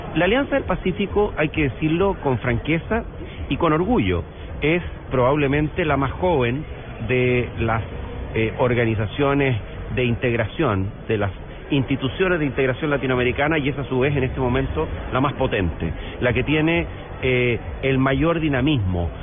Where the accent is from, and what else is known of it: Chile